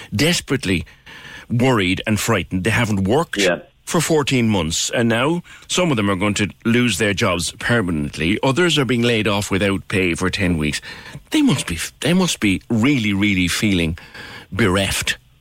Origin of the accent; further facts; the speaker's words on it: Ireland; as Irish people